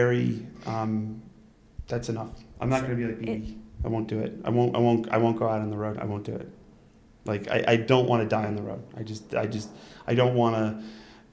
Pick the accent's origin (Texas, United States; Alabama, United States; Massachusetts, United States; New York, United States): New York, United States; Utica; born or raised there